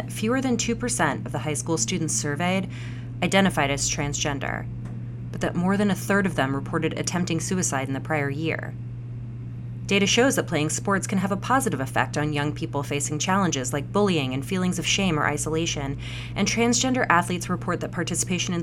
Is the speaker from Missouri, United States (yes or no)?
yes; Missouri, United States; Missouri, the place I consider my home state